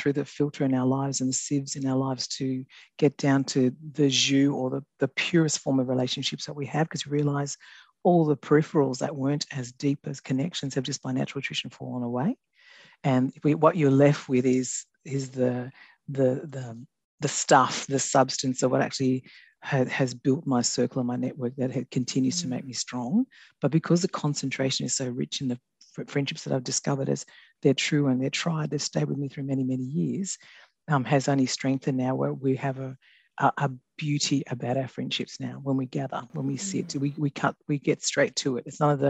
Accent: Australia; also born or lived in New Guinea; So, yeah, and raised in Australia and very, very unapologetically loud and proud Aussie.

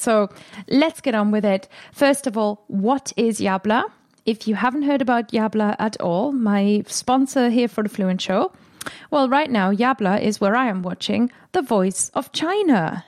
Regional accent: Germany; accent: German; first language German; English is a second language; moved away as an adult; also born or lived in England; now in United Kingdom; When I first came to England, I didn't really wanna be heard as German

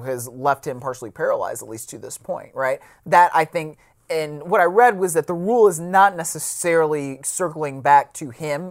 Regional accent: Cleveland, Ohio, United States; I grew up in Cleveland

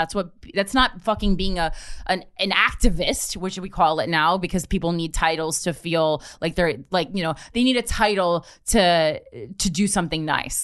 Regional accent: New Jersey, United States; I'm from New Jersey. I grew up middle class

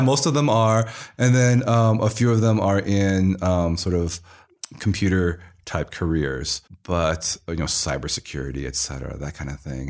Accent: Iowa City, Iowa, United States; moved away; I was born in Iowa City, Iowa, and actually grew up in a very Chinese household

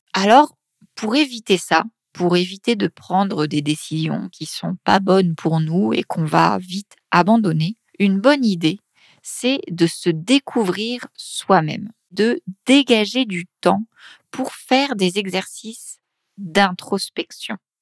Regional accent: Paris, Île-de-France, France; accent: Paris region; je viens de Paris, de région parisienne

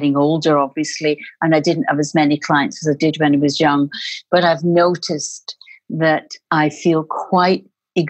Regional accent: Glasgow, Scotland, United Kingdom; also born or lived in Spain; now in Liverpool, United Kingdom; I'm originally Scottish. I'm from Glasgow

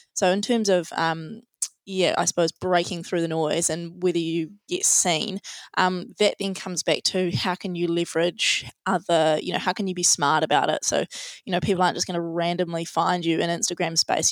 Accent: Tauranga, Bay of Plenty, New Zealand; also born or lived in Otago; we're both from Tauranga, we both grew up here

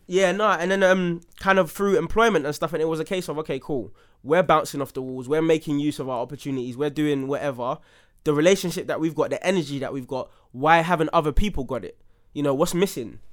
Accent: London, United Kingdom; a young black man growing up in Southeast London

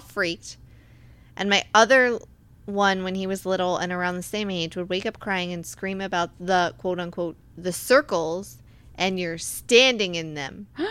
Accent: Virginia, United States; I'm from Virginia

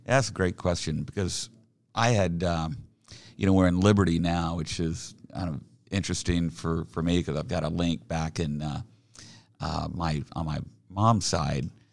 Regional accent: Oklahoma City, Oklahoma, United States; also born or lived in Salt Lake City, Utah; now in Overland Park, United States; I grew up down in Oklahoma. I, uh, in Oklahoma City

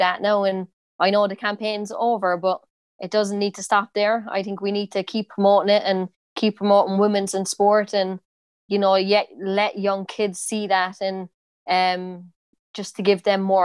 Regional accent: Cork, Munster, Ireland; accent: Cork; moved away as an adult; I have a pretty strong accent, like, I think Cork accent

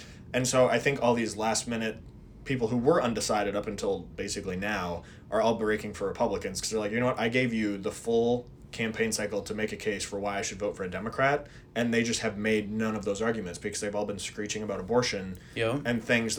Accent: Minnesota, United States; I'm not a coastal elitist to know I'm from Minnesota. We don't know how to say any of these fancy schools.

